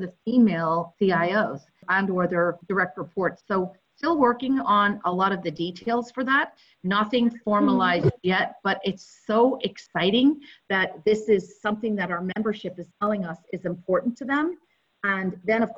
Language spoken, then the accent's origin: English; Belfast, Northern Ireland, United Kingdom; moved away as an adult; now in United States; I grew up in Belfast in the north of Ireland